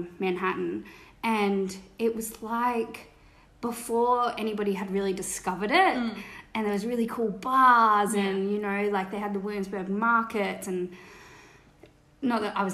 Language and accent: English; Cronulla, New South Wales, Australia; we're from Cronulla.